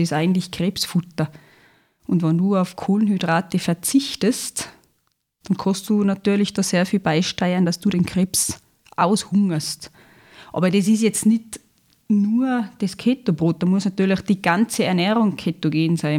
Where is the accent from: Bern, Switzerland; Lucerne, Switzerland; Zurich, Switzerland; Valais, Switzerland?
Zurich, Switzerland; moved away as an adult; now in Lungau, Austria; ich bin gebürtige Zürcherin. Mhm. Bin in Zürich geboren, Schulgegangen, aufgewachsen, alles fertig gemacht, die Lehre als Bäckkonditor in Zürich absolviert